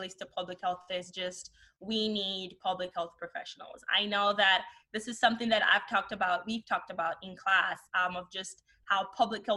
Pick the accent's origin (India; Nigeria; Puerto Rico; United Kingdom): Nigeria; moved away; also born or lived in Canada; growing up in Nigeria